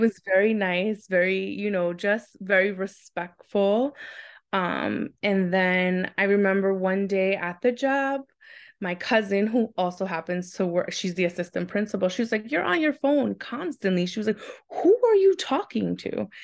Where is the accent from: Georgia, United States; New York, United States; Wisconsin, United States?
New York, United States; New York City; I'm born and raised in Queens, New York.